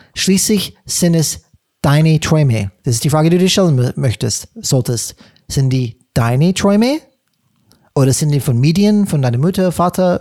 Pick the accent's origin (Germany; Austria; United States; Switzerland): United States; California; German is a second language; moved away; ich komme aus, komme aus Kalifornien